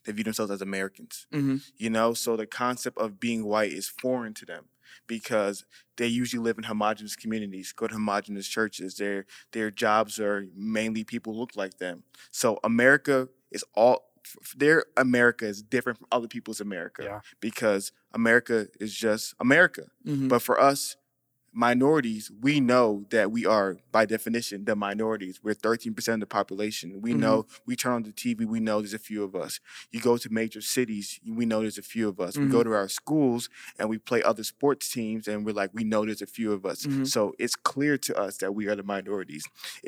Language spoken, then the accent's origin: English; Nigeria; Okay. I'm not Haitian. Whoa. I'm Nigerian.